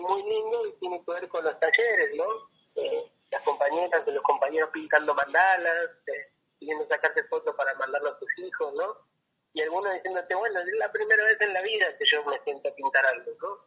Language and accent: Spanish; Ingeniero Budge, Buenos Aires Province, Argentina; nací en Ingeniero Busque